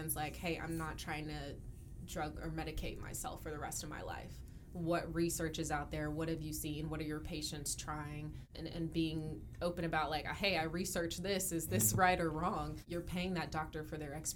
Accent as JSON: {"language": "English", "town": "Dallas", "region": "Texas", "country": "United States", "tie": "born or raised there", "said": "I born and raised in Dallas"}